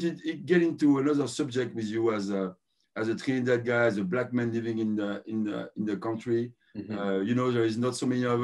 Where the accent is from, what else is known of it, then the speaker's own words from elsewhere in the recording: Paris, Île-de-France, France; also born or lived in Ivory Coast; I've been raised in Paris. Mm-hmm. I was born in Ivory Coast.